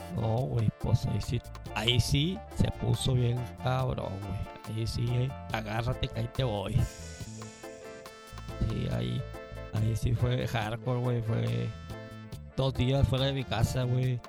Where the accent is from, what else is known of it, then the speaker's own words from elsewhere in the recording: Mexico City, Mexico; Tepito, mi barrio. ah, pues yo soy de Tepito